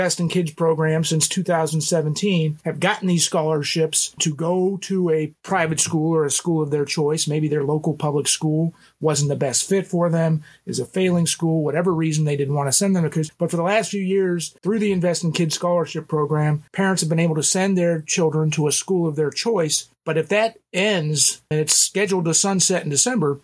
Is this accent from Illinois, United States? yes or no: yes; Illinois, United States; my home state of Illinois